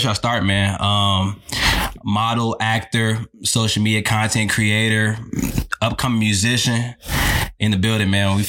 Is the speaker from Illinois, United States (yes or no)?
yes; Chicago, Illinois, United States; I'm originally from Chicago, Illinois. Shout out Chi-Town, man.